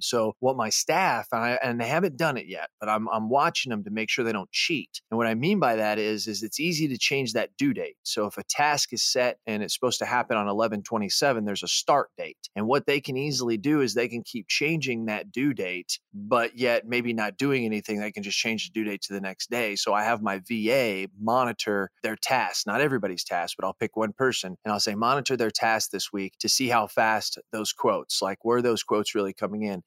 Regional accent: United States; moved away

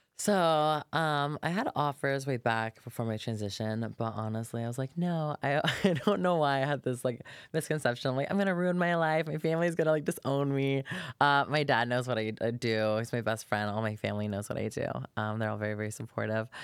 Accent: Polk County, Florida, United States; moved away; I'm from Florida originally. Actually, grew up on a farm

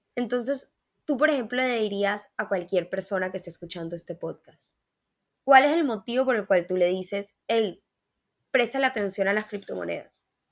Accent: Mexico; now in Colombia; yo nací en México

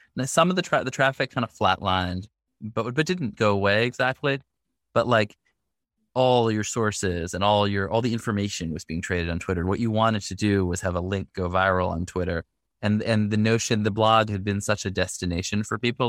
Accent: New York City, New York, United States; now in Brooklyn, United States; I grew up in the Upper West Side of Manhattan

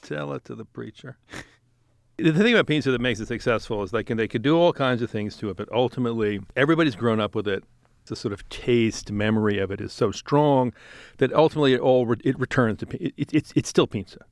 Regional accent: New York, United States; I'm being a New Yorker

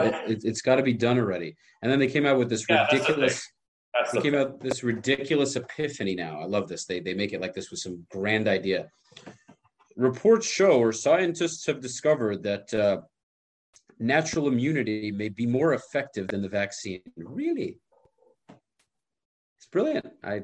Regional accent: New York, United States; I'm from New York where everything is so, you know, squashed together.

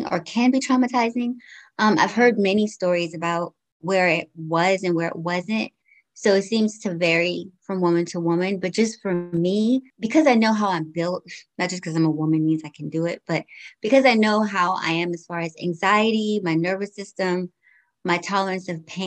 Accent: United States; also born or lived in Georgetown, Guyana; I came to the States when I was 5 years old. So I've been here for quite some time now. I grew up here

